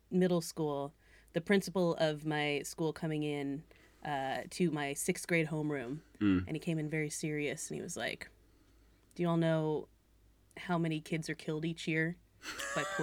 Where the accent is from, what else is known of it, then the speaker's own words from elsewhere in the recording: New England, United States; But like I said, also I am from New England